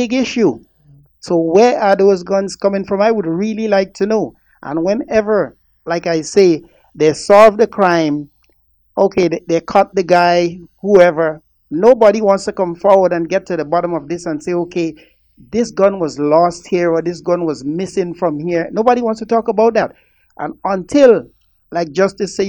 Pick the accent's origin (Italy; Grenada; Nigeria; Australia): Grenada; now in Toronto, Canada; I grew up in Grenada, as you all know, as the Spice Isle or the Isle of Spice.